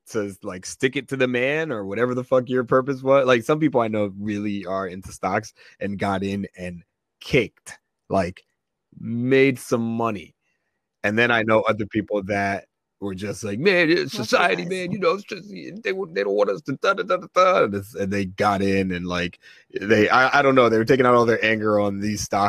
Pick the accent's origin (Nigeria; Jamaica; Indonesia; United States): Nigeria; I'm Nigerian